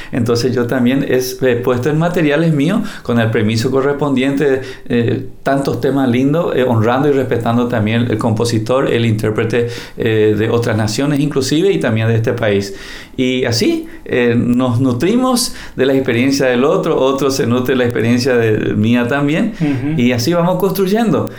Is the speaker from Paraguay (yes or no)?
yes; Paraguay; en mi país, este país, yo recorro cada rincón, conozco cada metro de este país porque es mi tierra, nuestra tierra.